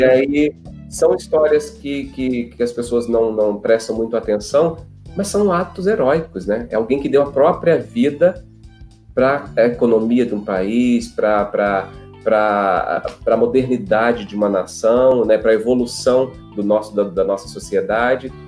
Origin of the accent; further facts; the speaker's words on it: Gravatá, Pernambuco, Brazil; moved away; Eu sou natural de Gravatar, uma cidade do interior, no Agreste Pernambucano